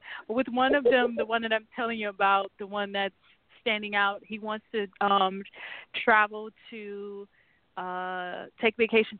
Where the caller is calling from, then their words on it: New York City, New York, United States; New York City.